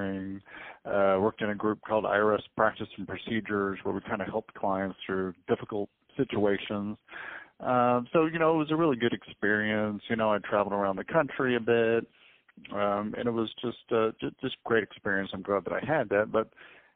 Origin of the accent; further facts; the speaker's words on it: Dallas, Texas, United States; also born or lived in Kansas; I grew up here in Dallas, Texas, and I'm still here